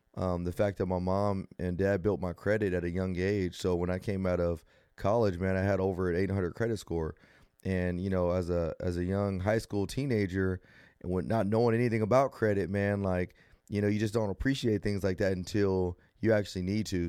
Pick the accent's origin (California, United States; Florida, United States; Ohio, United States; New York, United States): California, United States; Rialto; growing up in Rialto, it was good